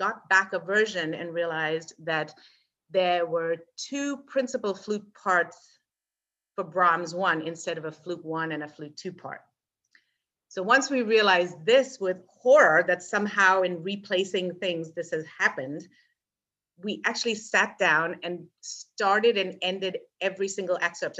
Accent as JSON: {"language": "English", "region": "England", "country": "United Kingdom", "said": "Apparently, I came from England with not enough control over my vibrato."}